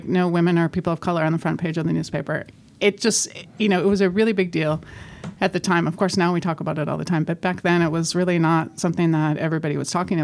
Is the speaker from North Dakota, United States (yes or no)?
yes; Grand Forks, North Dakota, United States; also born or lived in Ithaca, New York; now in Philadelphia, United States; I grew up in Grand Forks, North Dakota